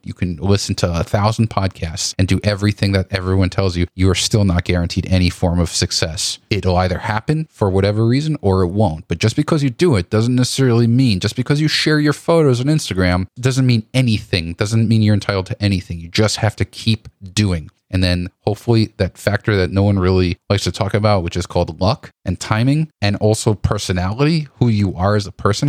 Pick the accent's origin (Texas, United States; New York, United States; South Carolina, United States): New York, United States; as a New Yorker